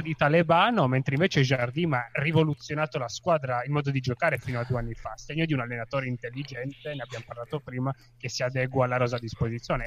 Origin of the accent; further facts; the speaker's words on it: Turin, Piedmont, Italy; io sono torinese